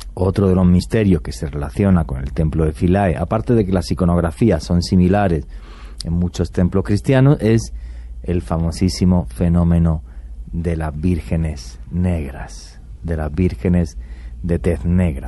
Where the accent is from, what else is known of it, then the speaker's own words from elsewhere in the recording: Spain; mi país